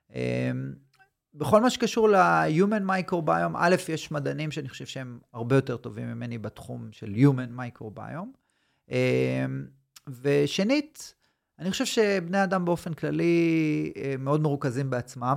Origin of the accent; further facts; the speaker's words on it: Tel Aviv, Tel Aviv District, Israel; moved away as an adult; now in Southern Israel; אני במקור מתל אביב, עברתי דרומה